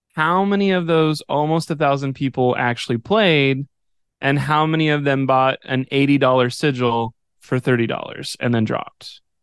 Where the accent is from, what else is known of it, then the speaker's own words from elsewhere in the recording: Odessa, Texas, United States; growing up in West Texas